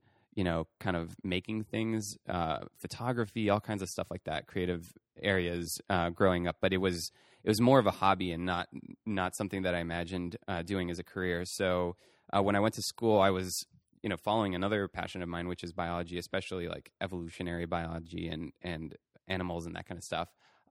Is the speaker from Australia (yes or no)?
no; France; I think you know when I was growing up in France.